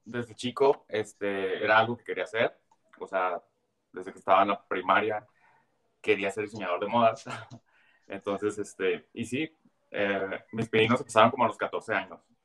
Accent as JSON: {"language": "Spanish", "town": "Tijuana", "region": "Baja California", "country": "Mexico", "said": "yo soy de Tijuana"}